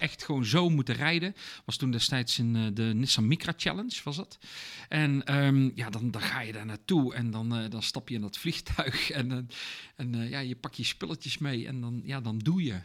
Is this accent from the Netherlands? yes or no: yes; Netherlands